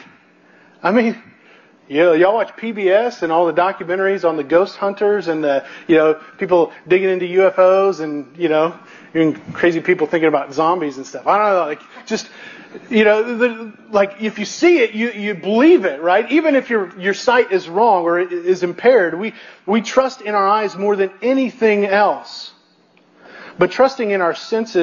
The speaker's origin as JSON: {"language": "English", "region": "Missouri", "country": "United States", "said": "I come from Missouri"}